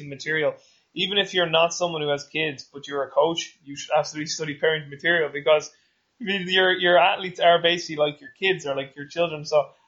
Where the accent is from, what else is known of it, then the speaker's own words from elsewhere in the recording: Dublin, Leinster, Ireland; I won't say like I'm from Ireland or Dublin